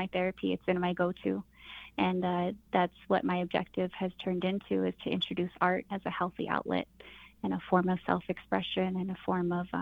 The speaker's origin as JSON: {"language": "English", "town": "Crystal", "region": "New Mexico", "country": "United States", "said": "I'm from Crystal, New Mexico."}